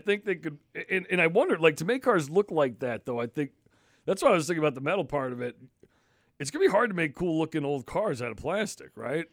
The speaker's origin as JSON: {"language": "English", "region": "Connecticut", "country": "United States", "tie": "born or raised there", "also_born_or_lived": "Massachusetts", "moved": "yes", "lives_now": "Maine, United States", "said": "growing up in Connecticut, you know, people got gas and no one did that. So I always thought it was dangerous. Then I moved to Mass"}